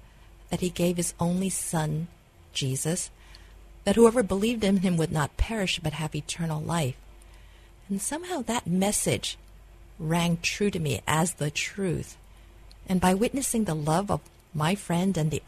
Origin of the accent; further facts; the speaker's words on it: New York City, New York, United States; I grew up in New York City, born and raised there, and lived in all the boroughs